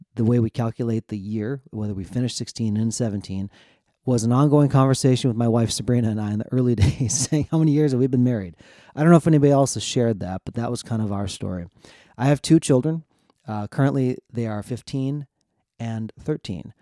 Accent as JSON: {"language": "English", "region": "central Minnesota", "country": "United States", "tie": "born or raised there", "also_born_or_lived": "South Korea", "moved": "as an adult", "said": "I was adopted from South Korea. grew up in central Minnesota."}